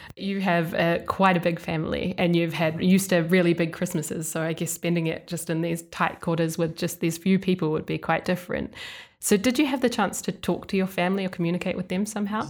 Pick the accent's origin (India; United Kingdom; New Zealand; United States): New Zealand; moved away; my home country, New Zealand